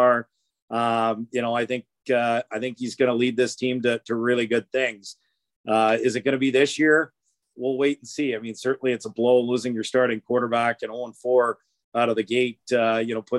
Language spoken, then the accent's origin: English; Edmonton, Alberta, Canada; I'm from Edmonton